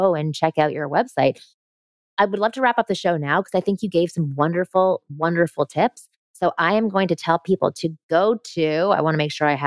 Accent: Toronto, Ontario, Canada; grew up in Toronto, in Canada

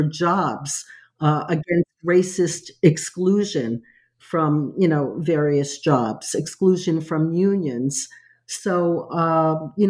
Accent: New York City, New York, United States; also born or lived in Alabama / Long Island; came to New York when I was 3 months old and grew up in a, you know, Italian-American and Puerto Rican community in Brooklyn.

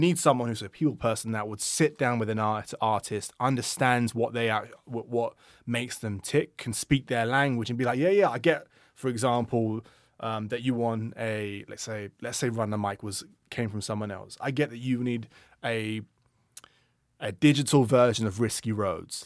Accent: London, United Kingdom; when I grew up in London

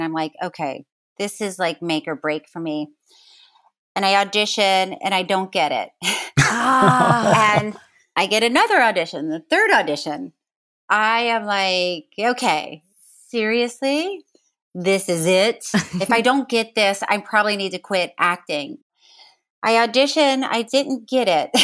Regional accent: Florida, United States; I grew up in Florida

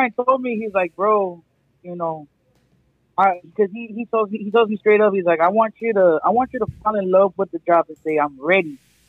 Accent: Cotulla, Texas, United States; born or raised there; also born or lived in San Antonio, Texas

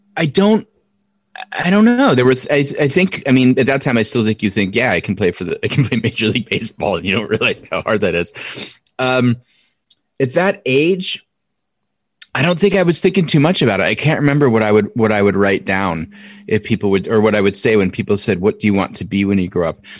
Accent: Norwalk, Connecticut, United States; also born or lived in Stamford, Connecticut; I was born in Stamford, but quickly, uh, moved to Norwalk

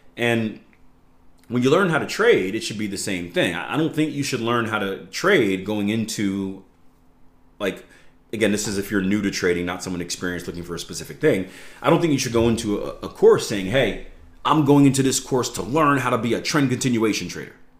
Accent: United States; I'm from America

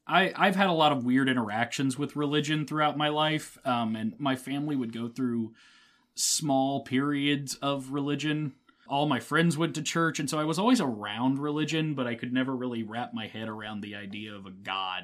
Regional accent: Midwest, United States; I am the heart and soul of Midwest

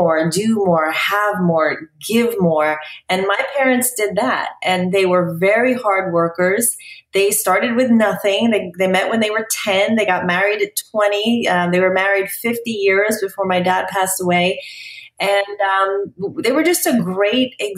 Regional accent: New York, United States; moved away as an adult; also born or lived in New Jersey; now in Dallas, United States; I grew up in New York

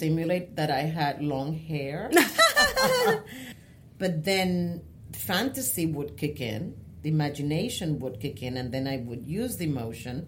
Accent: San Juan, Puerto Rico; English is a second language; moved away as an adult; also born or lived in Manatí, Puerto Rico / Bayamón, Puerto Rico; now in New York, United States; I was born and raised in Puerto Rico.

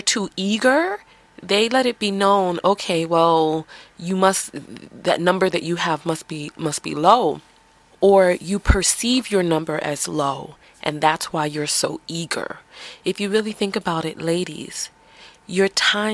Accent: New York City, New York, United States; accent: New York; I'm from the Bronx.

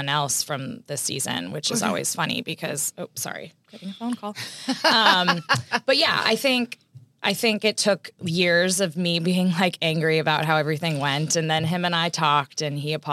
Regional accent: Texas, United States; I'm from Texas

